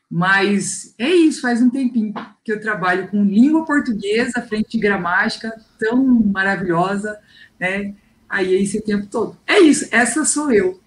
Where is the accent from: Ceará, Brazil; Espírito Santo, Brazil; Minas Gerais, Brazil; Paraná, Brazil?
Paraná, Brazil; Londrina; accent: londrinense; eu sou londrinense. Porque já percebeu o meu sotaque